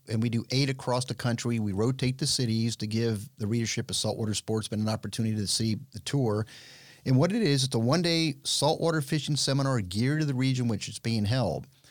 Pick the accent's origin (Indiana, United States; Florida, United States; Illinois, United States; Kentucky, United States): Florida, United States; Miami; I'm born and raised in Miami